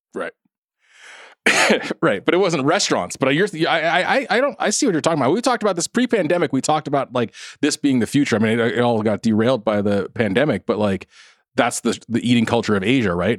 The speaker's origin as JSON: {"language": "English", "area": "South Orange County", "region": "California", "country": "United States", "tie": "born or raised there", "said": "I grew up in South Orange County"}